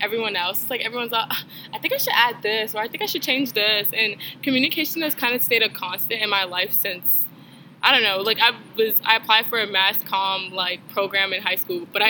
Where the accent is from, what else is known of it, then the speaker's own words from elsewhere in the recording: Baltimore, Maryland, United States; I'm from Baltimore, Maryland.